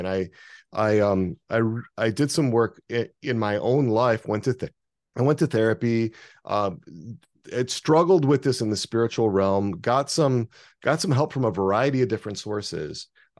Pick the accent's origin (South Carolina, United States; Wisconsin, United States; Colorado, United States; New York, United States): Wisconsin, United States; So where I grew up in Wisconsin, it was almost all Catholics and Lutherans. Very little sort of religious diversity.